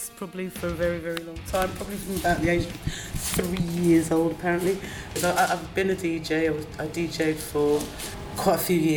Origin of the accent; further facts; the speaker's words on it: London, United Kingdom; We grew up in Brixton, we grew up on Salton Road, so we shopped in Brixton, we walked around Brixton.